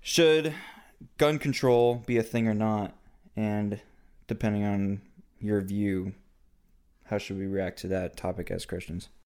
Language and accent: English; United States; I live in America as an American citizen